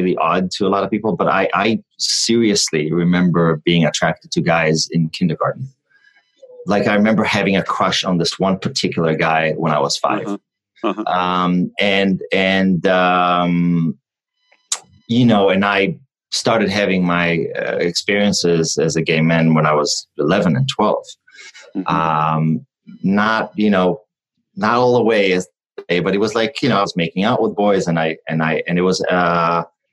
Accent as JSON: {"language": "English", "country": "Israel", "tie": "born or raised there", "also_born_or_lived": "New York", "moved": "as an adult", "lives_now": "California, United States", "said": "I was born and raised in Israel. I moved to first New York and then California when I was 18."}